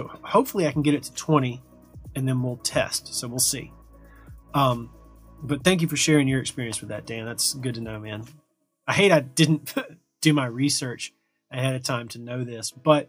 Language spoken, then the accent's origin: English; Brazil; English is a second language; In my case, I'm from Brazil.